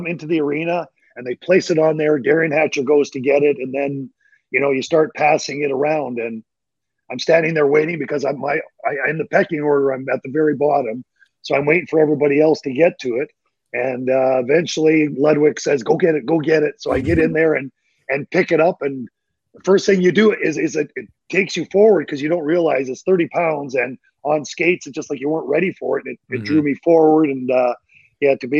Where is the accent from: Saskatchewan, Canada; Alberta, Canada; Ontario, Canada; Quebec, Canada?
Alberta, Canada; Vegreville; now in Dallas, United States; My hometown is in Canada, Vegreville, Alberta, Canada